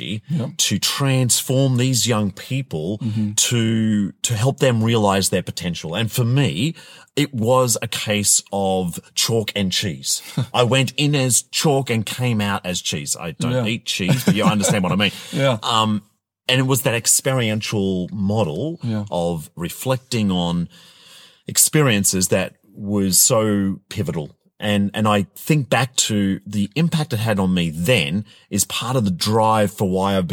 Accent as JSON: {"language": "English", "country": "Australia", "said": "I come from Australia"}